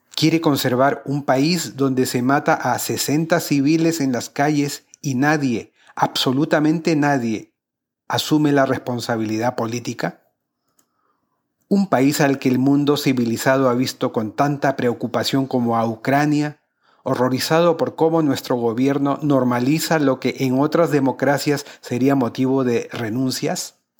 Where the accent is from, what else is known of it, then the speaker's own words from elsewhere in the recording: Peru; mi país